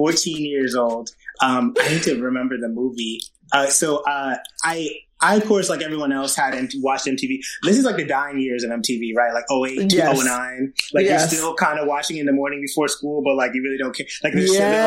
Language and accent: English; New Haven, Connecticut, United States; now in Brooklyn, New York, United States; I'm from New Haven, Connecticut originally.